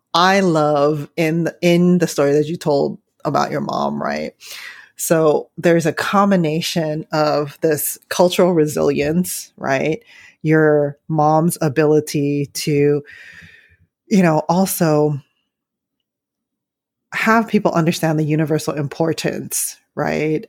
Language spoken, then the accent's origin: English; San Francisco, California, United States; I grew up in San Francisco, very like working class, poor in San Francisco Chinatown